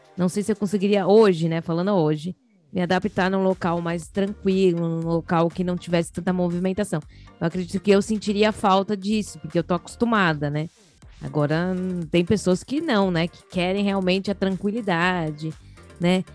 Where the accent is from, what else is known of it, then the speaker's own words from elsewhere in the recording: São Paulo, Brazil; Nós somos de São Paulo, capital